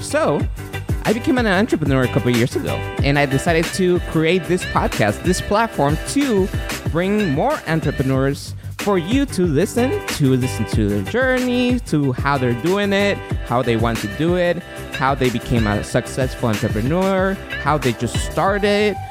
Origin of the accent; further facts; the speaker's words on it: Guatemala; moved away; I'm from Guatemala